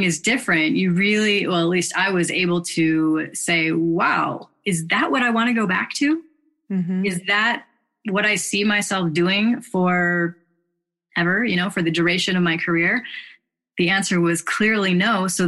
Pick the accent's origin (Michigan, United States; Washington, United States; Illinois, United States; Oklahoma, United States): Illinois, United States; Chicago; I grew up in Chicago and had pretty decent childhood.